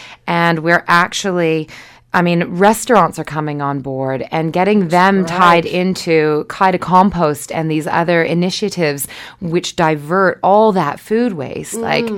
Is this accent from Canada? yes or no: yes; Canada; now in Wellington, New Zealand; Canada. Yeah.